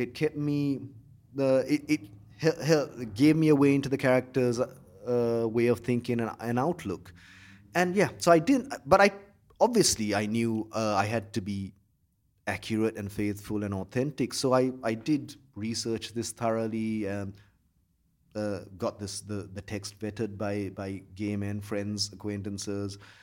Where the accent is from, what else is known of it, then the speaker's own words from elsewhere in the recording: Colombo, Western Province, Sri Lanka; I grew up in Colombo